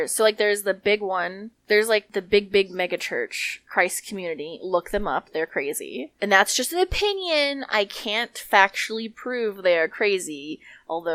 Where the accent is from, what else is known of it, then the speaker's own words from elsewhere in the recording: New Mexico, United States; we're from New Mexico